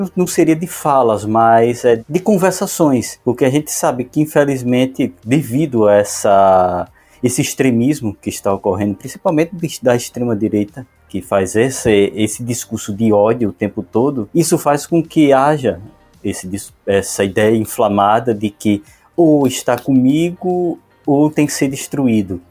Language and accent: Portuguese; Pernambuco, Brazil; eu sou de Pernambuco